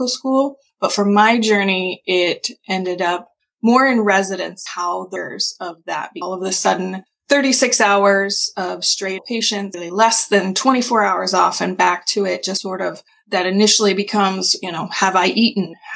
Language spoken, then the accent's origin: English; Kansas area, United States; also born or lived in Michigan; I am from the Kansas area